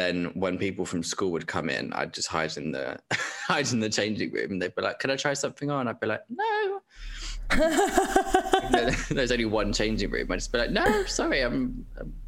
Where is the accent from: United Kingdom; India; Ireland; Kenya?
United Kingdom; Dorset, South West England; that was in Dorset. So that was in my hometown